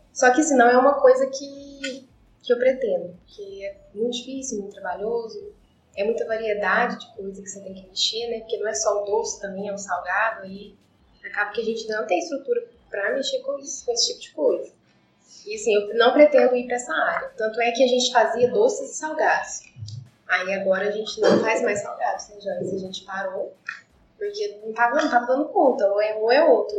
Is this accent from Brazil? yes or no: yes; Perdões, Minas Gerais, Brazil; moved away; Eu sou de Perdões, mas eu moro aqui